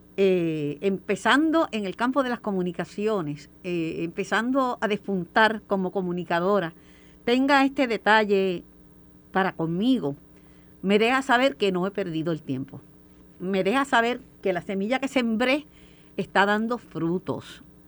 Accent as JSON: {"language": "Spanish", "town": "Mayagüez", "country": "Puerto Rico", "said": "vine yo de Mayagüez, de un arrabal"}